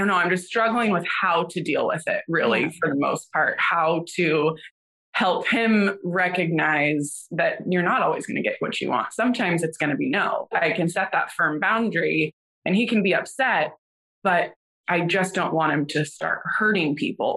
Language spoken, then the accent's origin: English; Northern California, United States; moved away as an adult; now in Nashville, United States; I'm originally from Northern California, born and raised there